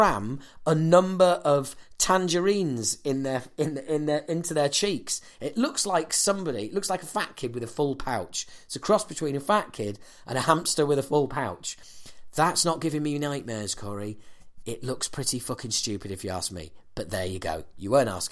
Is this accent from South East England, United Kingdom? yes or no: no; Yorkshire and the Humber, United Kingdom; the reason I'm saying it like that is because I'm from Yorkshire